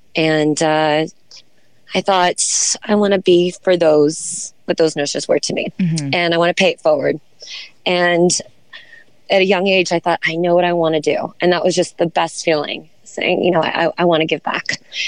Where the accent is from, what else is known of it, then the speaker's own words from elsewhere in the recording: Santa Barbara, California, United States; moved away as an adult; also born or lived in Los Angeles, California / Charleston, South Carolina; I was born in Los Angeles. Okay. And parents divorced when I was young and moved to Santa Barbara, California. So I've been here since a child.